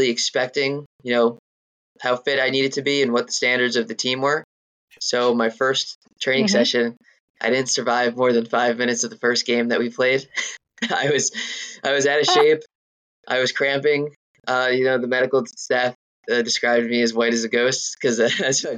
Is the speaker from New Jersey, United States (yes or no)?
yes; New Jersey, United States; I grew up in New Jersey